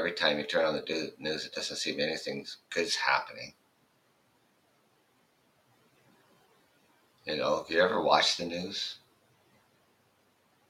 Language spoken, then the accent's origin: English; Canada; I'm Canadian